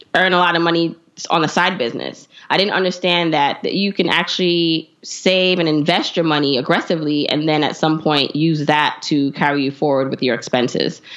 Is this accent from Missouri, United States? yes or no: no; New York City, New York, United States; also born or lived in Jamaica; I was raised by a single mom in Brooklyn